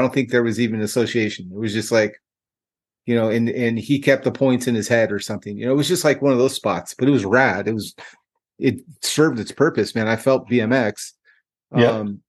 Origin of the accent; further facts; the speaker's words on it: Northern California, United States; growing up in NorCal